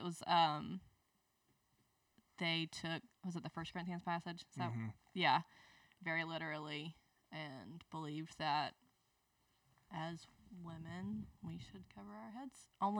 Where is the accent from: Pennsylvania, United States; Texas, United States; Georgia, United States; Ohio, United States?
Georgia, United States; Leesburg; accent: Southern; moved away as an adult; also born or lived in Albany, Georgia; now in Birmingham, United States; I grew up in Leesburg, Georgia.